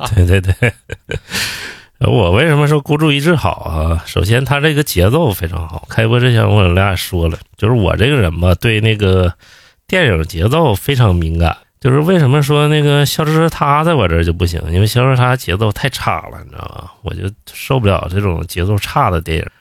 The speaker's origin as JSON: {"language": "Chinese", "region": "Northeast China", "country": "China", "moved": "yes", "lives_now": "Beijing, China", "said": "我之前在东北，我刚来北京的时候"}